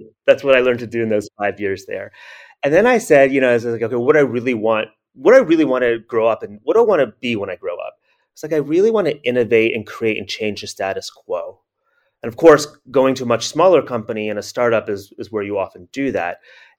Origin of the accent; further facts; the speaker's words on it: United States; Growing up in America, grew up as the good Chinese son